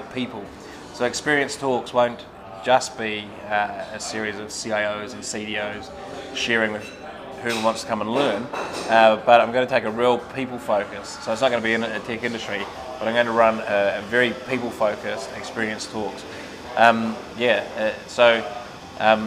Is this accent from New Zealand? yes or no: yes; Dunedin, Otago, New Zealand; moved away; I'm just a little kid from Dunedin